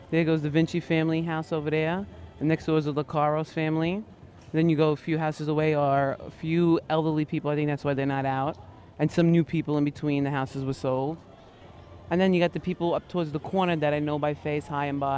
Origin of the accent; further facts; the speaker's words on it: San Diego, California, United States; I'm from San Diego. Kind of everybody keeps their own little lot when you live in the suburbs